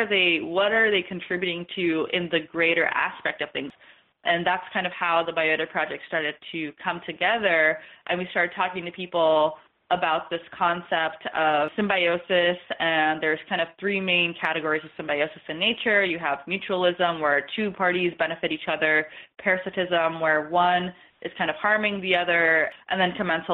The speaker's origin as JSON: {"language": "English", "town": "Salt Lake City", "region": "Utah", "country": "United States", "tie": "born or raised there", "said": "I am originally from Salt Lake City, and I'm a first-generation American."}